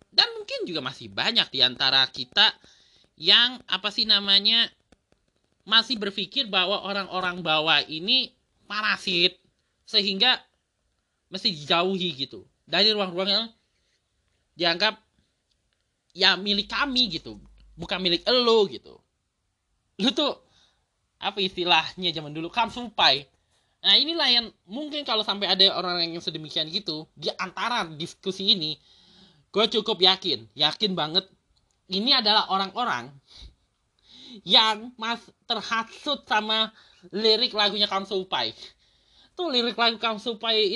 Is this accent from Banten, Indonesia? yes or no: yes; Tangerang, Banten, Indonesia; yang gue perhatikan ya sebagai orang Tangerang sendiri juga udah mulai gitu bahkan di dekat rumah gue sendiri udah ada taman